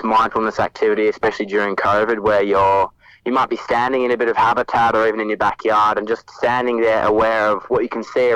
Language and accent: English; Melbourne, Victoria, Australia; born or raised there